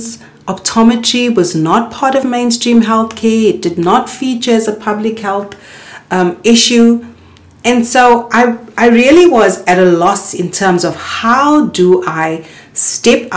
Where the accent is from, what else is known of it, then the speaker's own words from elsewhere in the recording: South Africa; also born or lived in Cape Town; a South African trained optometrist